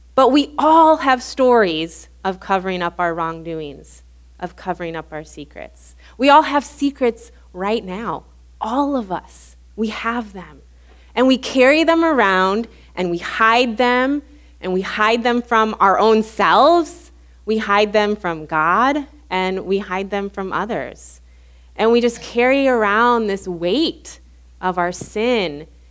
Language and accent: English; Illinois, United States; moved away as an adult; also born or lived in Louisiana; we're both from Illinois. When we moved back to Illinois